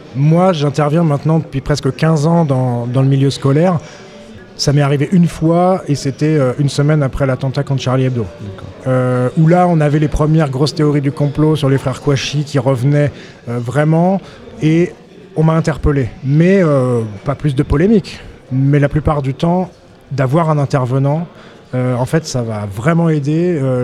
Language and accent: French; Auvergne-Rhône-Alpes, France; je viens d'Auvergne